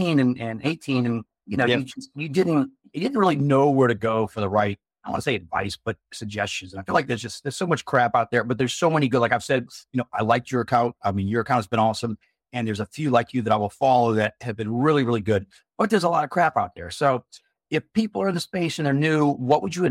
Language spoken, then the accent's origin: English; United States; I'm from the States